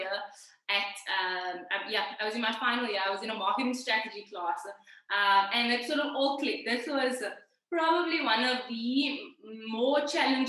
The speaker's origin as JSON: {"language": "English", "town": "Cape Town", "region": "Western Cape", "country": "South Africa", "said": "I am from Cape Town."}